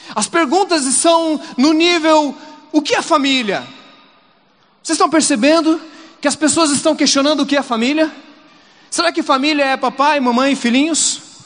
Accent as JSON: {"language": "Portuguese", "town": "Curitiba", "region": "Paraná", "country": "Brazil"}